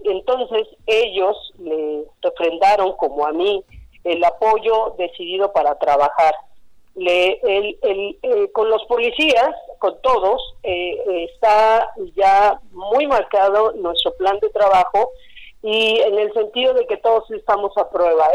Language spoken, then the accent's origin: Spanish; Cuernavaca, Morelos, Mexico; Soy de Cuernavaca, siempre he vivido en el mismo lugar, no me voy a ir de aquí